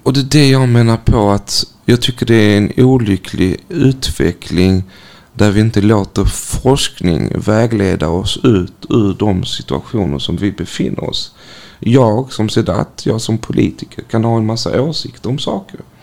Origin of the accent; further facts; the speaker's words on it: North Macedonia; now in Malmö, Sweden; mitt födelseland Makedonien